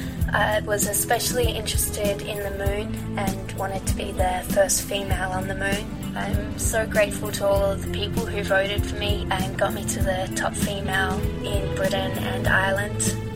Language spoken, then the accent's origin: English; Australia; moved away; I'm from Australia, but I travel as a photographer between Denmark and South Africa.